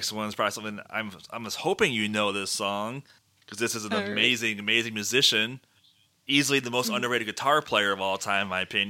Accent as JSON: {"language": "English", "region": "Michigan", "country": "United States", "tie": "born or raised there", "said": "They're a Michigan band. Yeah. They're my home state."}